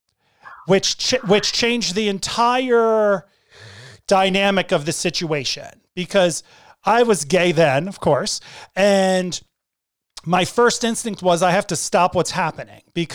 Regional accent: Connecticut, United States; moved away; also born or lived in Northern California; when I was growing up in Connecticut

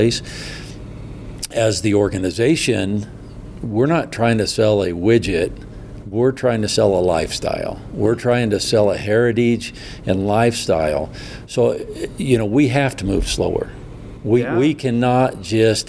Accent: Midwest, United States; as a young kid growing up in the Midwest

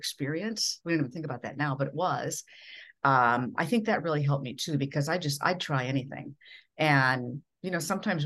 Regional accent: Minnesota, United States; accent: Midwestern; moved away as an adult

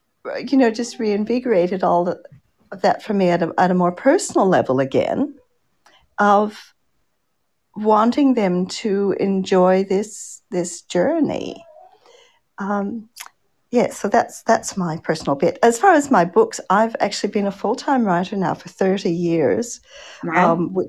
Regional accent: Canada; also born or lived in Australia; I'm a Canadian-Australian children's author.

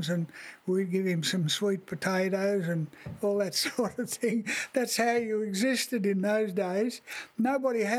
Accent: Australia; born or raised there

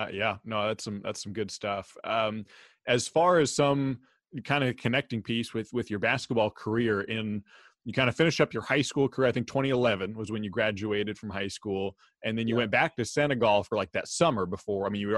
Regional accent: Corvallis, Oregon, United States; I grew up in Corvallis and I never had a Black educator throughout middle school, high school, wherever.

